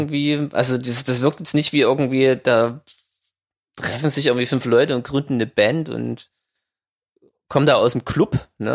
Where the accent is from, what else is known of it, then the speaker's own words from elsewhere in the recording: Saxony, Germany; ich als Sachse